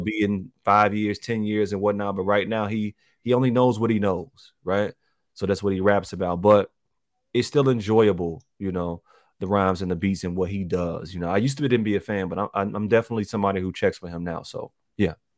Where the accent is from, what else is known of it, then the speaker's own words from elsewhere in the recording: Chicago, Illinois, United States; I was born in the North Lawndale area